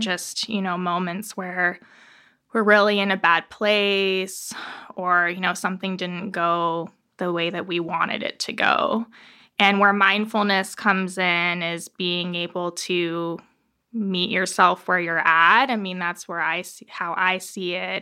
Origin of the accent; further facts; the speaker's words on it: Tucson, Arizona, United States; I was born and raised here in Tucson